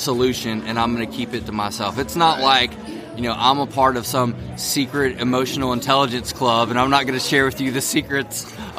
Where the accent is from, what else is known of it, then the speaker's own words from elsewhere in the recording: Tennessee, United States; Well, I'm from Tennessee.